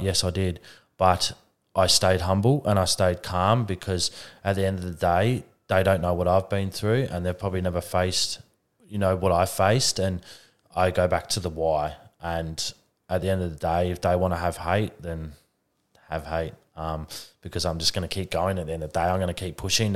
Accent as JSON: {"language": "English", "town": "Adelaide", "region": "South Australia", "country": "Australia", "said": "I'm from Adelaide"}